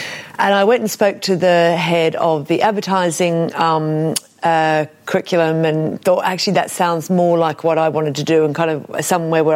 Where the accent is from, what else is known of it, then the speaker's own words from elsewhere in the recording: Brisbane, Queensland, Australia; I grew up in Brisbane, Australia